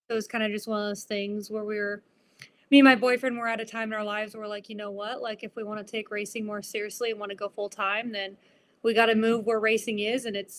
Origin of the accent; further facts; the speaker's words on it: Arizona, United States; moved away as an adult; now in Oklahoma, United States; I'm born and raised in Arizona too.